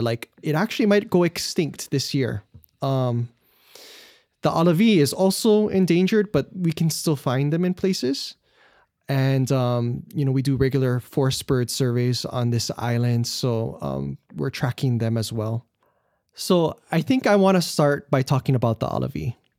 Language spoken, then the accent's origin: English; Wahiawa, Hawaii, United States; I'm from Wahiawa, no Oahu, which is in the middle of the island